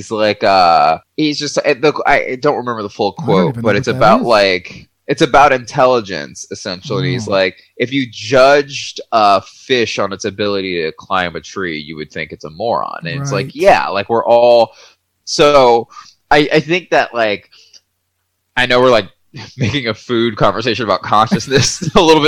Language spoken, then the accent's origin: English; Georgia, United States; I'm from the South. I'm from Georgia